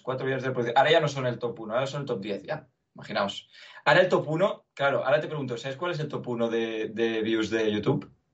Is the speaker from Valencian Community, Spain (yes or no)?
no; Barcelona, Catalonia, Spain; also born or lived in Belgium; Yo nací en Bélgica y viví solo trabajando ahí y desde entonces vivo en Barcelona. Durante mis, mis 22 años he vivido aquí, 23